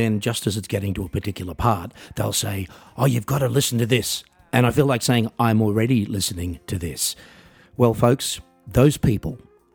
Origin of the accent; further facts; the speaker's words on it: Australia; my hometown in Australia